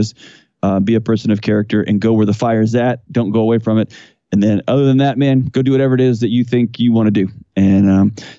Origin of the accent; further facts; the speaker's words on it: Houston, Texas, United States; moved away as an adult; now in Nashville, United States; So I was born and raised in Houston, Texas